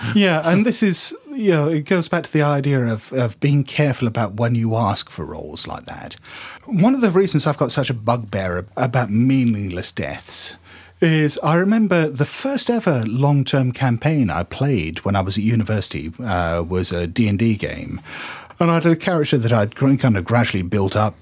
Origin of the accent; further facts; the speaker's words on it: United Kingdom; we're, we're British